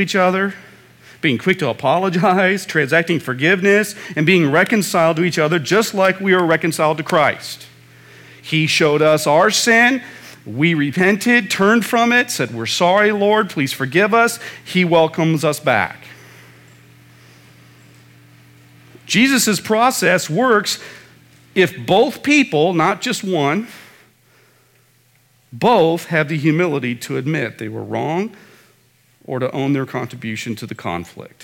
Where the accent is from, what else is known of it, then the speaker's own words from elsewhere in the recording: Midwest, United States; moved away; back in the Midwest, when I was growing up in the Midwest